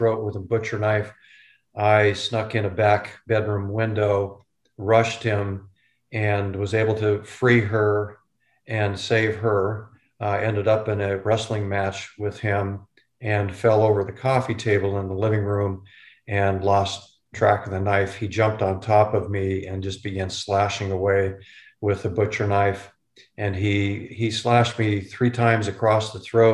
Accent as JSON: {"language": "English", "town": "Renton", "region": "Washington", "country": "United States", "tie": "born or raised there", "also_born_or_lived": "Detroit Lakes, Minnesota", "said": "I grew up in East Renton, which is just southeast of Seattle"}